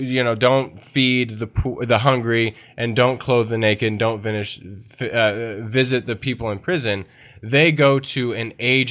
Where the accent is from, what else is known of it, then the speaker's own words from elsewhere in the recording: the South, United States; I don't know why I'm from the South